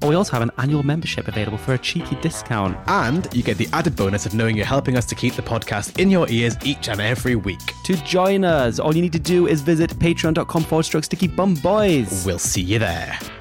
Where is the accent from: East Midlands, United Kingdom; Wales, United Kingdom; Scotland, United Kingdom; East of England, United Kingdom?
Scotland, United Kingdom; Scone; Scoon is my hometown. It's where I grew up